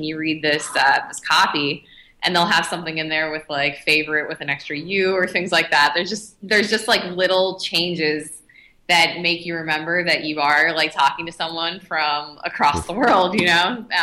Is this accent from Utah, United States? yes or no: no; Pittsburgh, Pennsylvania, United States; now in California, United States